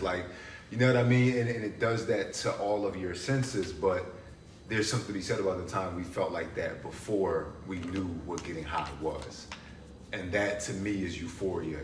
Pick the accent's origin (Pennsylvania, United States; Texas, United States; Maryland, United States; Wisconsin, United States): Pennsylvania, United States; Philadelphia; moved away as an adult; also born or lived in Poland; I grew up in Philly